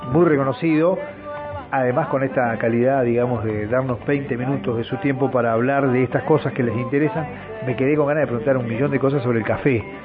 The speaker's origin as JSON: {"language": "Spanish", "town": "Viedma", "region": "Río Negro", "country": "Argentina", "said": "mi pueblo, en Viedma"}